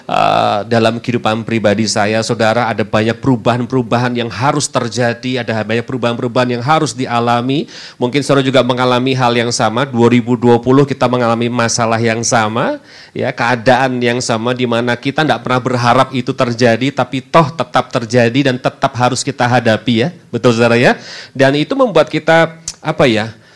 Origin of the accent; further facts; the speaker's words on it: Semarang, Central Java, Indonesia; also born or lived in Bandung; sudah semenjak tahun lalu saya bersama dengan keluarga pindah ke kota Semarang, kota asal saya. Eh, setelah kurang lebih sekitar 17 tahun tinggal di kota Bandung, saudara.